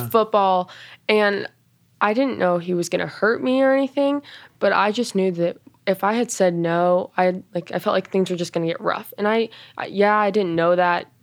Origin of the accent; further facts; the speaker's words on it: Boulder, Colorado, United States; I'm from Boulder, Colorado